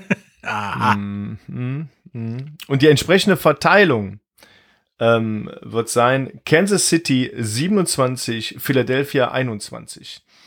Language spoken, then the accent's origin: German; Mönchengladbach, North Rhine-Westphalia, Germany; ich bin geboren in Mönchengladbach